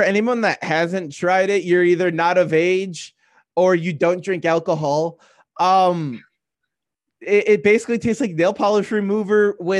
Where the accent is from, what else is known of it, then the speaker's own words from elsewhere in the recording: Union Grove area, Wisconsin, United States; we're in the Union Grove area. We're about hour north of the border if you stay west of the eye, but we're like just east, like we're just east of like central.